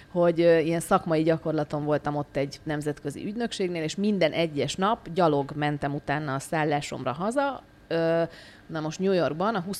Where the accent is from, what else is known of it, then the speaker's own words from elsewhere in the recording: Prague, Czechia; tehát én gyerekkoromban ebben a közegben nőttem fel. Mi Prágában éltünk nagyon sokáig, de nem diplomaták